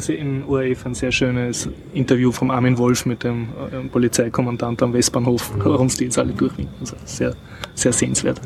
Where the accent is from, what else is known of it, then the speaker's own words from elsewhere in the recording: Austria; als Österreicher